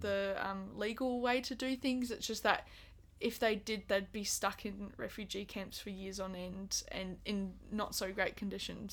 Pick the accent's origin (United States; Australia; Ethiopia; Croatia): Australia; Busselton, Western Australia; I'm originally from Busselton